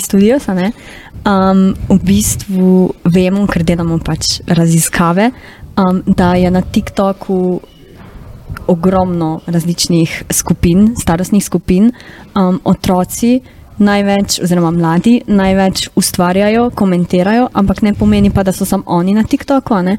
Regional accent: Carinthia, Koroška, Slovenia; accent: Carinthian (koroščina); bila koroščina pač nek moj insecurity

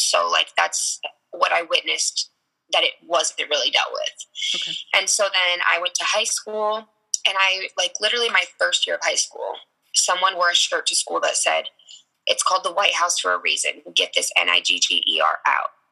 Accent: Tucson, Arizona, United States; also born or lived in Sierra Vista, Arizona; I moved to Tucson when I was eight. Um, I grew up more on the north side of Tucson

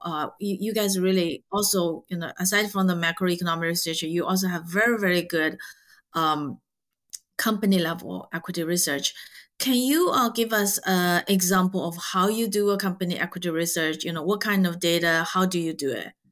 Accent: Zhejiang, China; moved away; I grew up in Zhejiang

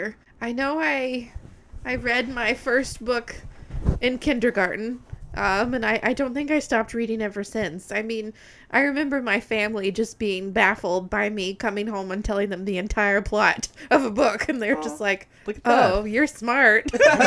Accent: Georgia, United States; I mean, they do, but, this is going to sound really terrible, but honestly, the only Spanish speakers, for the most part, work in the fields, because that's how South Georgia still

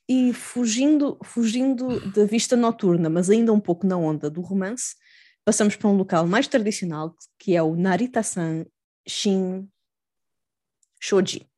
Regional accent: Almada / Lisbon area, Portugal; also born or lived in Chiba, Japan; a minha, a minha cidade natal

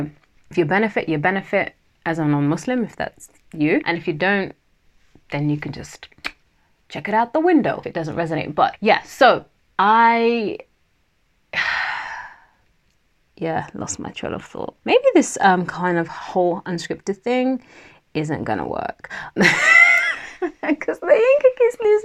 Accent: London, United Kingdom; accent: Southeast London twang; I'm from Southeast London, as in that's where, you know, I was raised, not born. So that might mean that my Southeast London twang might come out once in a while

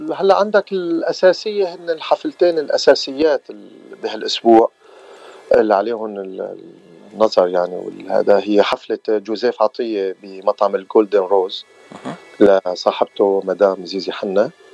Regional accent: Aleppo, Aleppo Governorate, Syria; moved away as an adult; now in Southern California, United States; وانا من مدينه حلب بسوريا

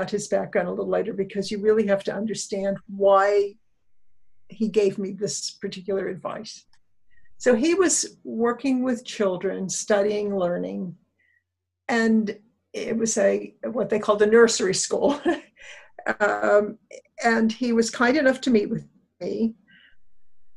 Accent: right outside of Pittsburgh, Pennsylvania, United States; I grew up right outside of Pittsburgh in a small mill town, a steel mill town

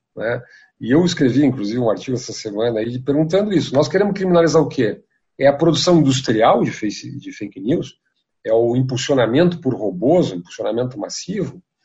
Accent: Rio Grande do Sul, Brazil; now in São Paulo, Brazil; Eu sou gaúcho

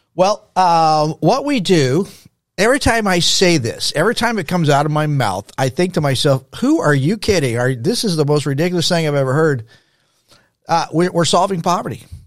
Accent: El Paso, Texas, United States; now in Dallas–Fort Worth, United States; I grew up in El Paso, Texas in the sixties. That was my childhood in the sixties.

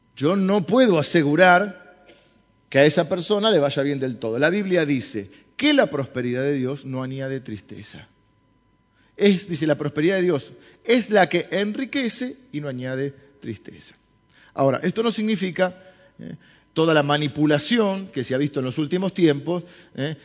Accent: Argentina; los argentinos somos autodestructivos

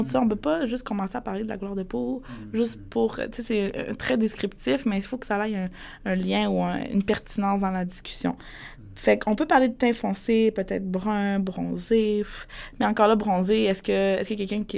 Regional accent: Quebec, Canada; grandi dans une famille où est-ce que pour eux, je suis une Québécoise parce que j'ai comme été québécisée

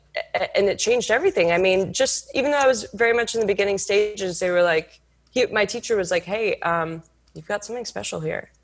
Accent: Houston, Texas, United States; I grew up in Houston, Texas

